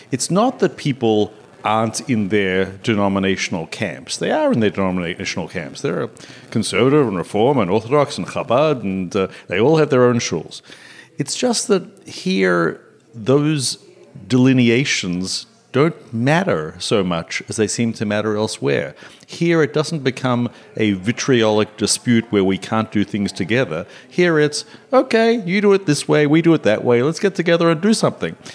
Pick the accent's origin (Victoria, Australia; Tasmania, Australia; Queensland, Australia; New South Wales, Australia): Victoria, Australia; Melbourne; moved away as an adult; now in Pittsburgh, United States; When I moved to Pittsburgh, I came here from Melbourne, Australia, and uh, the Melbourne community is a is a wonderful community.